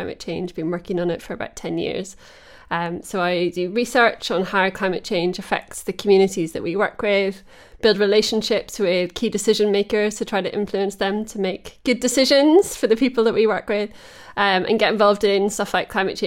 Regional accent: Holywood, Northern Ireland, United Kingdom; also born or lived in England; now in Teddington, United Kingdom; my hometown in Northern Ireland

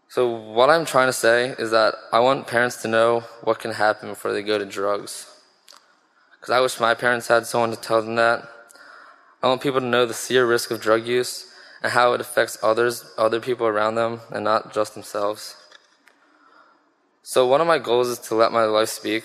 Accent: Richboro, Pennsylvania, United States; I was born in Richboro, Pennsylvania

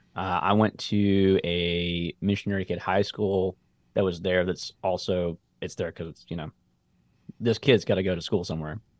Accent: Columbia, United States; also born or lived in Memphis; moved back to Columbia

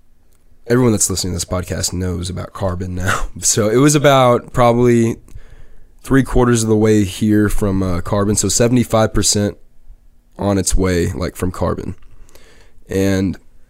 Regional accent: Eastland, Texas, United States; I'm from Eastland

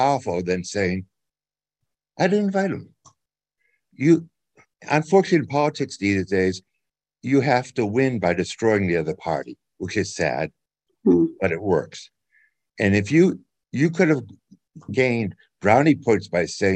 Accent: Boston, Massachusetts, United States; now in Iowa, United States; I grew up in the Boston area. I live in Iowa now

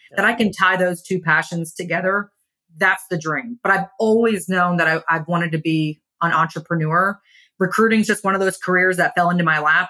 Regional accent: Kingwood, Texas, United States; also born or lived in Pennsylvania; I grew up in Kingwood

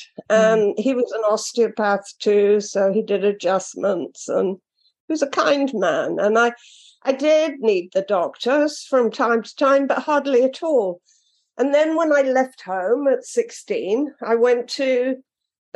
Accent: London, United Kingdom; now in Florida, United States; I'm British and a Londoner

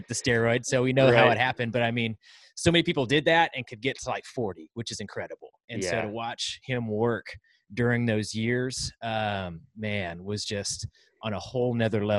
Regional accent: Chowchilla, California, United States; I was from Chowchilla, California, which is right there in the Central Valley, kind of near Fresno

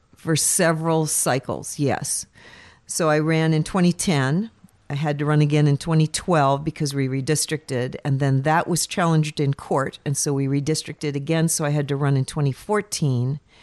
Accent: Fairbanks, Alaska, United States; Born and raised in Fairbanks

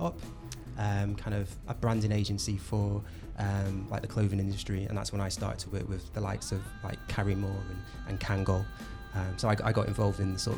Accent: Manchester, North West England, United Kingdom; moved away as an adult; also born or lived in London; now in Bristol, United Kingdom; I was in Manchester, originally I'm from Manchester

